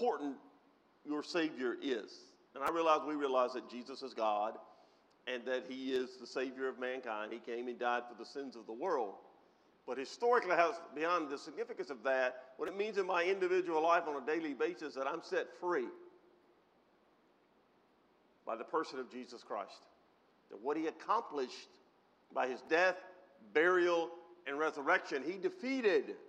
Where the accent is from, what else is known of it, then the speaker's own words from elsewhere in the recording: United States; Most of us, not all, but most of us were born, reared in the United States of America